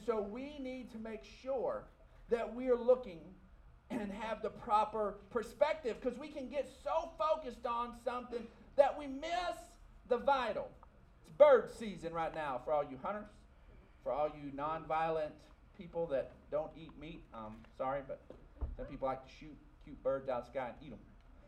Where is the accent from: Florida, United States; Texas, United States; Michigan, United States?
Texas, United States; People who were born and raised in West Texas see life a certain way. Not that all of us are cookie cutter and all of us, but your life growing up in West Texas, your life growing up in America